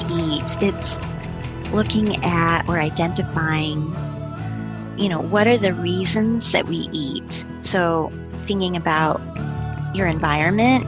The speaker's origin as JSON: {"language": "English", "region": "Midwest", "country": "United States", "tie": "born or raised there", "also_born_or_lived": "Colorado", "moved": "as an adult", "said": "I'm from the Midwest"}